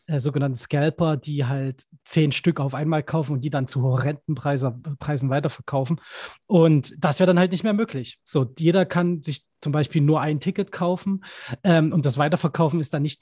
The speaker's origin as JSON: {"language": "German", "town": "Dresden", "region": "Saxony", "country": "Germany", "tie": "born or raised there", "said": "ich bin gebürtiger Dresdner, da gibt es immer die Elbfestspiele"}